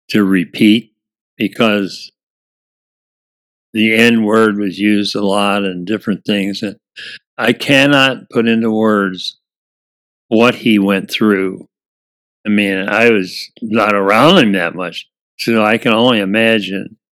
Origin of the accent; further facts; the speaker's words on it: Lafayette, Indiana, United States; I grew up in Lafayette, Indiana, we had three colored black Americans in our class.